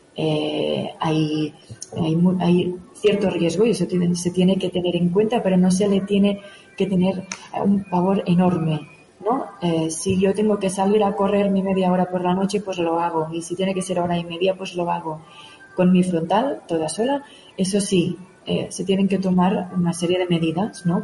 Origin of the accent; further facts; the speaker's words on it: Òdena, Catalonia, Spain; moved away as an adult; now in Pyrenees, Spain; soy originaria de Odena, de cerca de Igualada, y es allí donde empecé un poquito todo